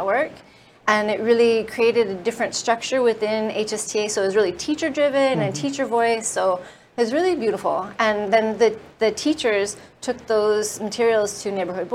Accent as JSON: {"language": "English", "region": "California", "country": "United States", "moved": "yes", "said": "I come from California"}